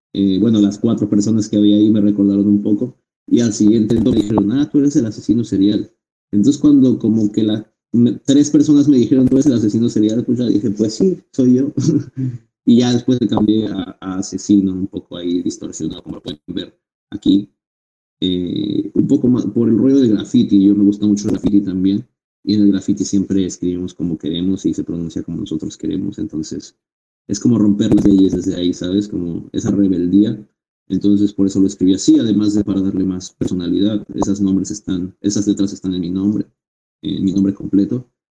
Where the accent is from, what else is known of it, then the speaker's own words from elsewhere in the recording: Ciudad Nezahualcóyotl, State of Mexico, Mexico; yo soy un rapero del Estado de México, nací en Ciudad de Zahualcoyot